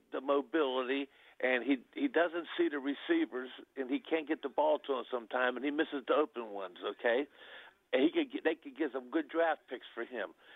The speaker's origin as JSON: {"language": "English", "town": "Pittsburgh", "region": "Pennsylvania", "country": "United States", "said": "I'm from Pittsburgh."}